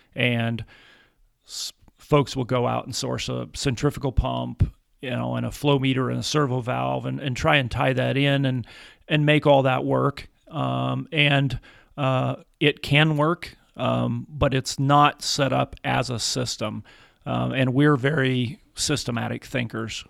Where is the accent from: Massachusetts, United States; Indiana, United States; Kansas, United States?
Kansas, United States; Atwood; moved away as an adult; also born or lived in Kentucky; I grew up in Atwood, Kansas, in the northwest corner of Kansas